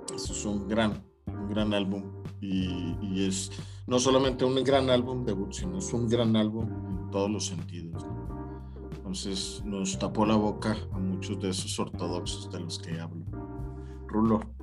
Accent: Chihuahua, Mexico; mi ciudad natal, Chihuahua.

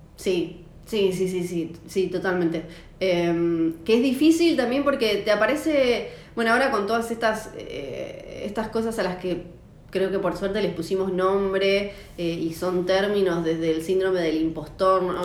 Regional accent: Tierra del Fuego, Argentina; moved away as an adult; also born or lived in Ushuaia; soy fueguina

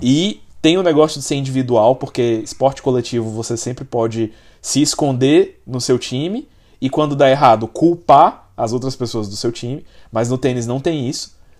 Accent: Brazil; como brasileiro

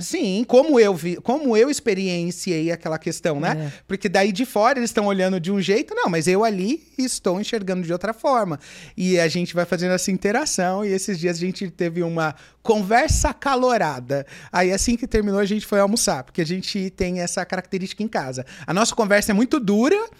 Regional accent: Mogi das Cruzes, São Paulo, Brazil; eu sou de Mogi das Cruzes

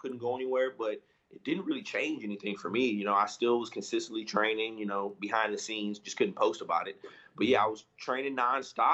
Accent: St. Louis, Missouri, United States; I was back home in St. Louis, my hometown. That's where I live

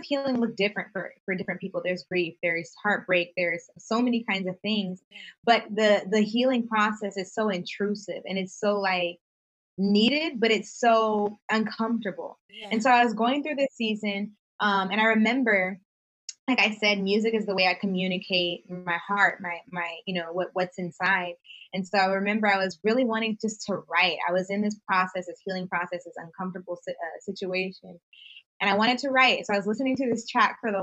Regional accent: the Bay Area, California, United States; I'm from the Bay Area

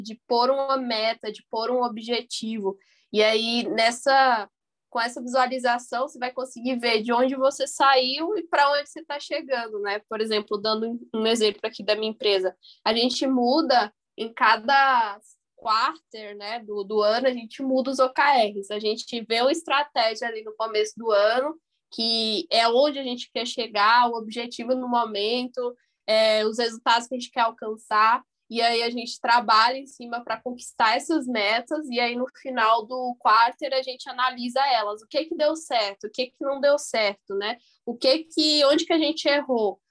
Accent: Bahia, Brazil; sou aqui da Bahia

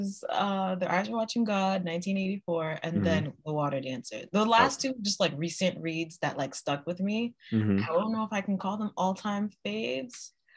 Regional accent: Boston, Massachusetts, United States; I'm from Boston, guys

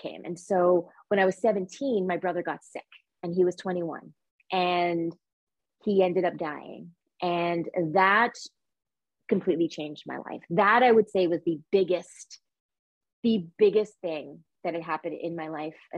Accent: Montreal, Quebec, Canada; I was born in Montreal, Quebec, Canada

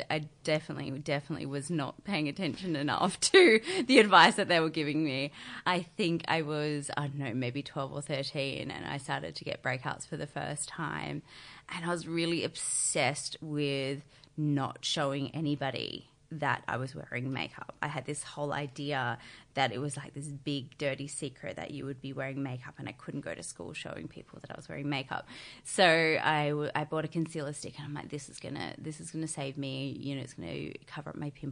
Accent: Barossa Valley, South Australia, Australia; moved away as an adult; also born or lived in Sydney; now in Melbourne, Australia; I grew up in the country. I'm originally from the Barossa Valley in Adelaide.

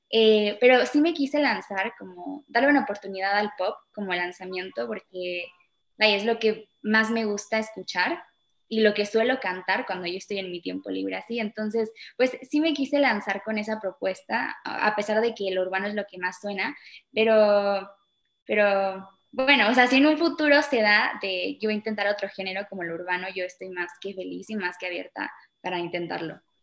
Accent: Chile; also born or lived in Mexico / England; now in Mexico City, Mexico; nos fuimos con ella en el 2010 a Chile, entonces, y bueno, ahí siempre crecí

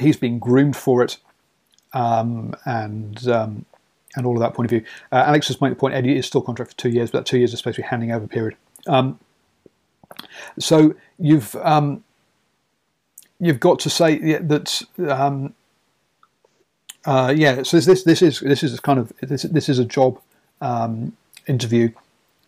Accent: England, United Kingdom; I am English, if you can't tell by the accent

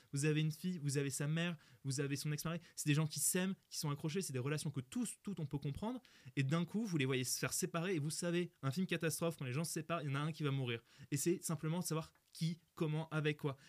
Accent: Nord-Pas-de-Calais, Hauts-de-France, France; Je viens du Nord-Pas-de-Calais, moi

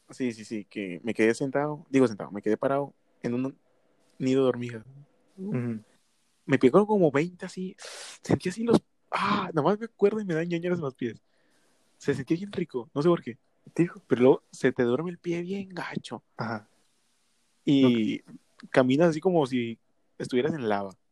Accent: Mexico City, Mexico; No, veía mucho los chilangos. Somos chilangos.

